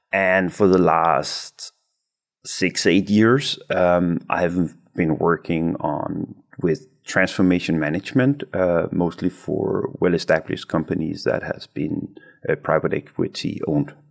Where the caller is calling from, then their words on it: Aarhus, Central Denmark Region, Denmark; but I'm I'm just in Aarhus uh, in Denmark.